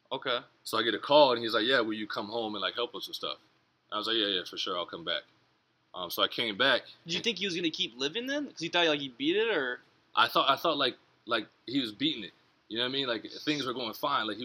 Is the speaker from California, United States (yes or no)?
no; Jacksonville, Florida, United States; that's my hometown team.